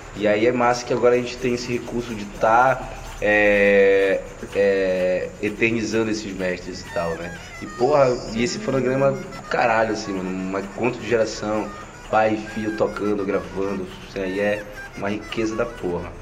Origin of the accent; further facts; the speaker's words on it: Belém, Pará, Brazil; sou aqui de Coraci